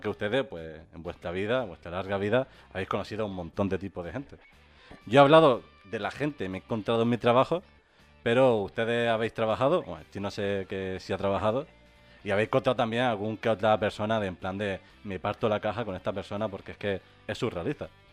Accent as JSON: {"language": "Spanish", "area": "Gran Canaria", "region": "Canary Islands", "country": "Spain", "said": "Aquí en Gran Canaria"}